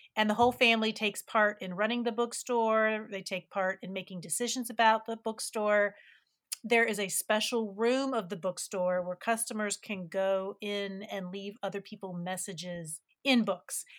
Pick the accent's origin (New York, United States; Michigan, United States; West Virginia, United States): West Virginia, United States; West Virginia is my home state